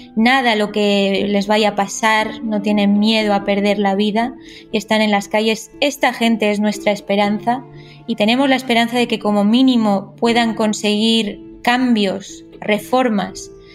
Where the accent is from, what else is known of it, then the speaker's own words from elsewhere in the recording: Spain; also born or lived in Tehran, Iran; nací en Teherán, pero me he criado en España